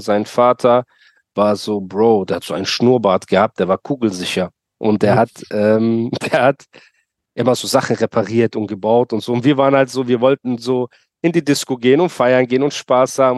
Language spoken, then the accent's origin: German; Germany; ich bin in Deutschland geboren